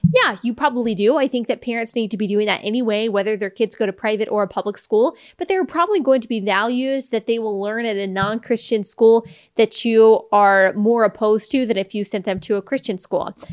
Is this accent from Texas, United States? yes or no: yes; Texas, United States; I'm from Texas